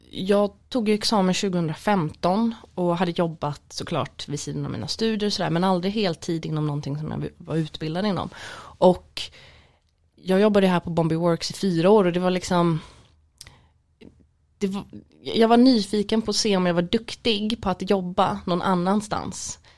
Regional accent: Gothenburg, Västra Götaland, Sweden; nej men jag måste väl säga Göteborg, jag är

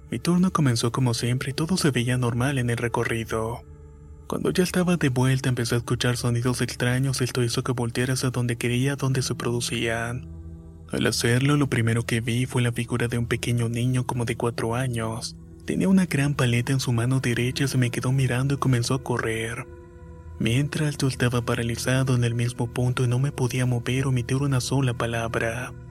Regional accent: Chile; soy chileno y soy super hincha del Colo Colo.

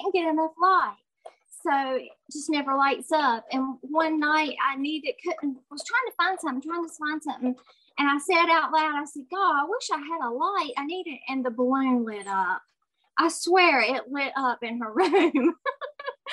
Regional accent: Winston-Salem, North Carolina, United States; I'm from Winston-Salem, North Carolina.

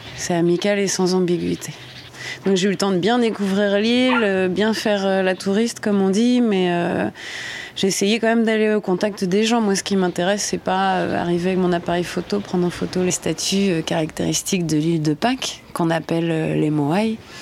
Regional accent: Normandy, France; now in French Polynesia; Je suis normande, j'ai 35

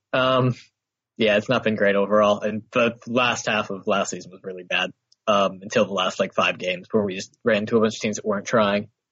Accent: United States; I'm American and an Arsenal fan

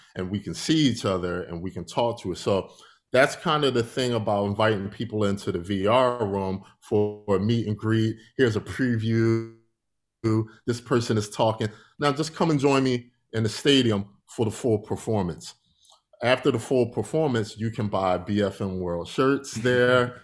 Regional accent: Philadelphia, Pennsylvania, United States; I'm from Philadelphia, Pennsylvania. I grew up there.

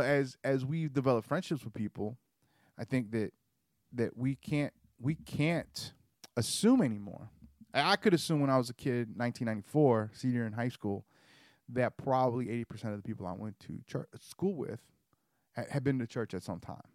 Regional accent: Georgia, United States; also born or lived in Caribbean; I grew up in Georgia

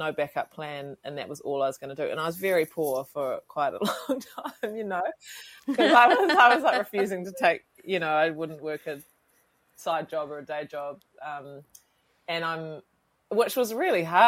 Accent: Westport, West Coast, New Zealand; moved away; I grew up on a farm outside of about 10 k's outside of Westport at a tiny little place called Cape Falwind

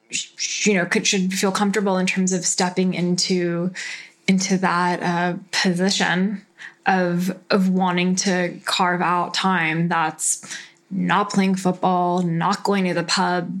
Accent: Southern California, United States; accent: SoCal; my SoCal accent

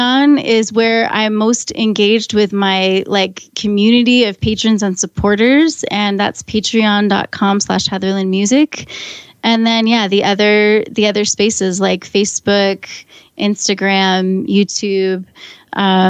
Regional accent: Maine, United States; moved away; I grew up in Maine

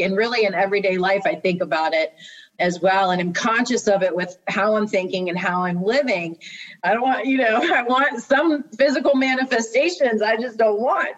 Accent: Maryland, United States; I'm from the East Coast, from Maryland.

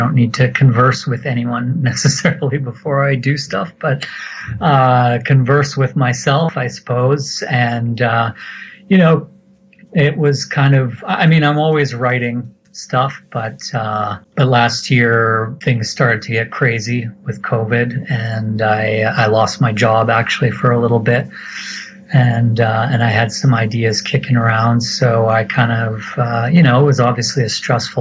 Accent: Alberta, Canada; Alberta, it's been better. I've been here most of my life

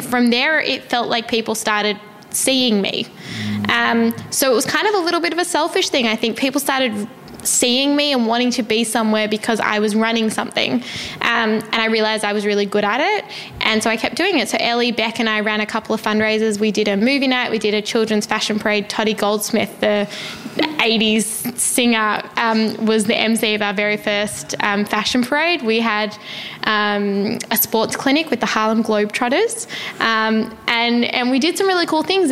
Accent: Melbourne, Victoria, Australia; I grew up in Melbourne in Australia

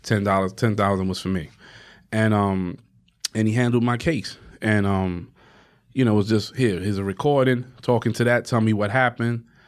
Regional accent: New York City, New York, United States; I come from Harlem

